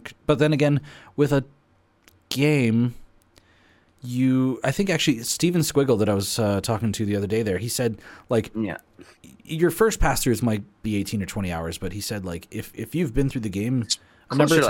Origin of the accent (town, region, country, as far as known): Alberta, Canada; born or raised there